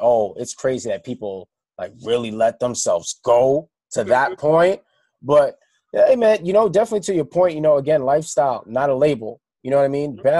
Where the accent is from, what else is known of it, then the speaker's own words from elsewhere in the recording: Trinidad & Tobago; I'm Trinidadian. We eat a lot of mango